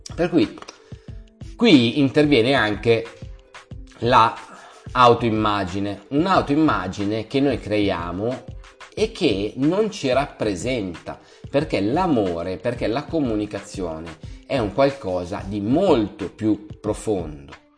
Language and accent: Italian; Milan, Lombardy, Italy; Io vengo da Milano e Milano è una città maledetta per quanto riguarda le eh, relazioni. Siamo molto chiusi